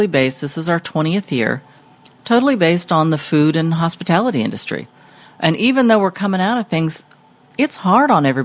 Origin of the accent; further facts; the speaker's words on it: Sacramento, California, United States; now in Seattle, United States; I'm from Sacramento